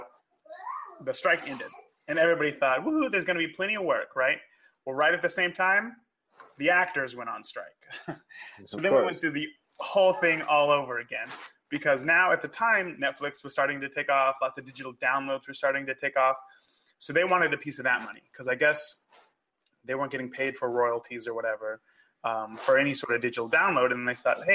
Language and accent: English; California, United States; moved away as an adult; now in Indianapolis, United States; I grew up in California, went to film school